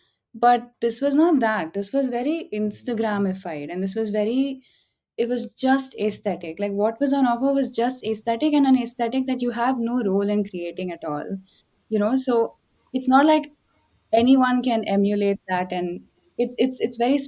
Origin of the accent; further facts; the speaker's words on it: Chennai, Tamil Nadu, India; I grew up in Chennai